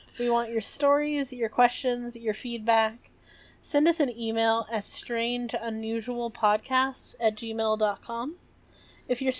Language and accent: English; Virginia, United States; I grew up in Virginia